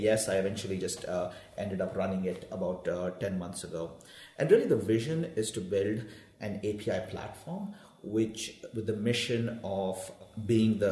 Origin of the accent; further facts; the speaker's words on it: Bangalore, Karnataka, India; moved away as an adult; now in United States; I grew up in South India, in Bangalore